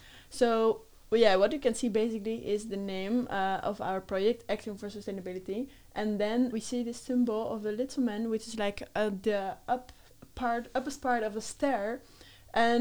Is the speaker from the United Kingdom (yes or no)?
no; Netherlands; now in Spain; I'm from the Netherlands